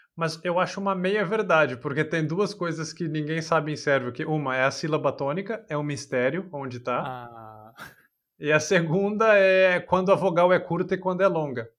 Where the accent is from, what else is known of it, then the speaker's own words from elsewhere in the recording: São Paulo, Brazil; moved away; no Brasil eu sou de São Paulo